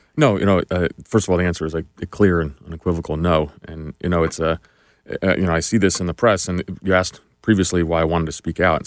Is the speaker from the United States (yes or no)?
yes; New Jersey, United States; I grew up in New Jersey, just really uh, a regular middle class kid